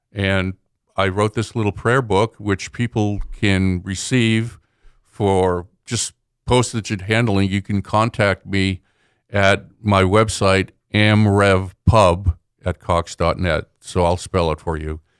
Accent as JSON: {"language": "English", "town": "Boston", "region": "Massachusetts", "country": "United States", "tie": "born or raised there", "said": "I grew up in Boston"}